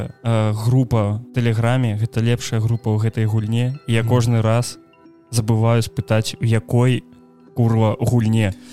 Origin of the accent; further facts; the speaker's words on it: Ukraine; я украінец